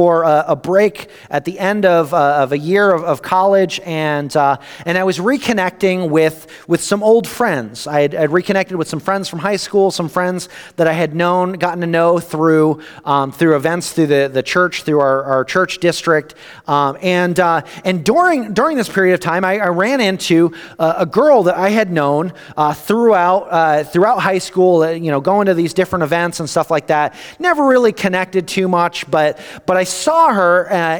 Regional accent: East Coast, United States; I grew up on the East Coast

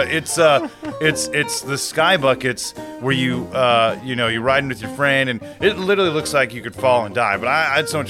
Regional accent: California, United States; we grew up in California

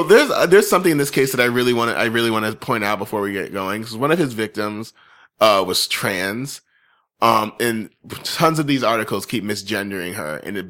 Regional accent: Connecticut, United States; And I'm from Connecticut and this happened in Connecticut.

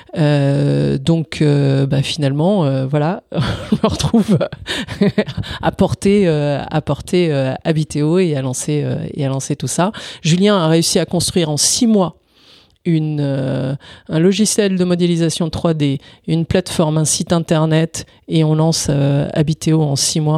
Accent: Italy; moved away; Je suis né en Italie, donc euh, avec un père euh, italien et entrepreneur

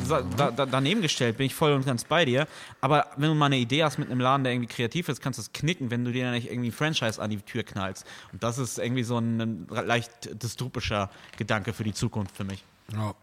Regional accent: Neumünster, Schleswig-Holstein, Germany; now in Kiel, Germany; in der wunderschönen Stadt Neumünster, wo ich aufgewachsen bin

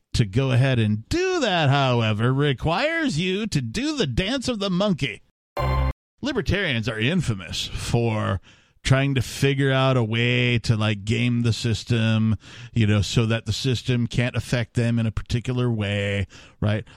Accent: Wisconsin, United States; I grew up in Wisconsin

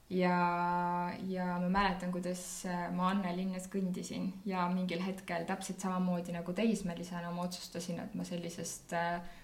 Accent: Tartu, Tartu County, Estonia; ma olen Tartust pärit

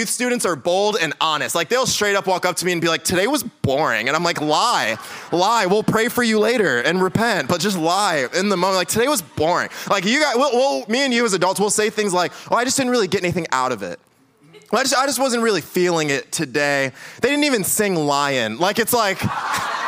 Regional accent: Lansing, Michigan, United States; moved away; I'm like from Lansing, right where Michigan State is, 517. Like, that's where I am from

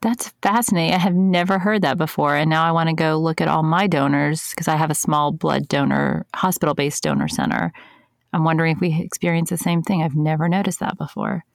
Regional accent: United States; being an American

